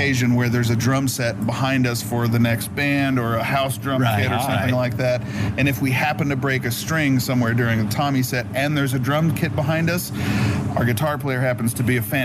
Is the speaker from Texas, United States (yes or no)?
yes; Corpus Christi, Texas, United States; moved away as an adult; also born or lived in Austin, Texas / Levelland, Texas; now in Orange County, United States; Born and raised in Corpus